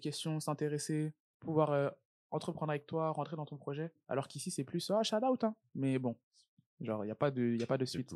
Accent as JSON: {"language": "French", "region": "Île-de-France", "country": "France", "tie": "born or raised there", "moved": "as an adult", "lives_now": "Montreal, Canada", "said": "J'ai grandi en France mhm. et je suis né en France"}